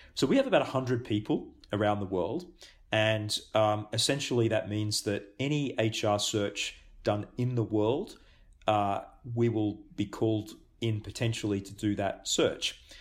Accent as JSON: {"language": "English", "country": "Australia", "tie": "born or raised there", "also_born_or_lived": "Singapore / Japan", "moved": "yes", "lives_now": "New Zealand", "said": "I'm Australian born"}